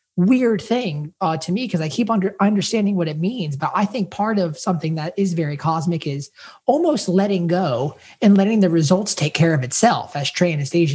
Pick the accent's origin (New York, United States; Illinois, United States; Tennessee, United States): Tennessee, United States; Spring Hill; also born or lived in Nashville, Tennessee; The town I'm from in Tennessee.